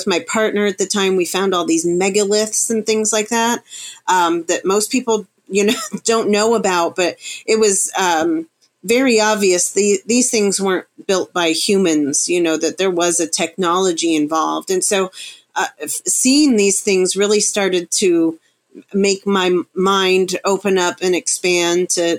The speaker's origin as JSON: {"language": "English", "region": "Florida", "country": "United States", "tie": "born or raised there", "also_born_or_lived": "Chicago, United States / Arkansas, United States", "said": "And prior to that, I was in the Ozarks, the Ozark Mountain Range in Arkansas. But I grew up in South Florida, born in Chicago. So I've been around."}